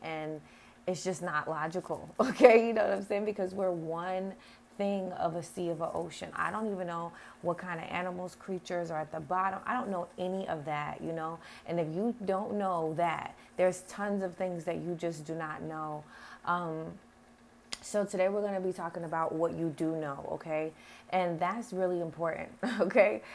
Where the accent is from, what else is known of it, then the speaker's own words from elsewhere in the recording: United States; I am American